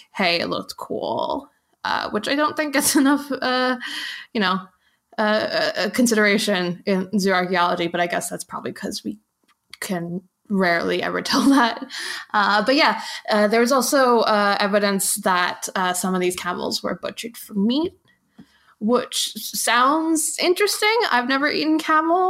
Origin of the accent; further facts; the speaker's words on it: New York, United States; growing up in New York, uh, have I have I mentioned by the way that I'm from New York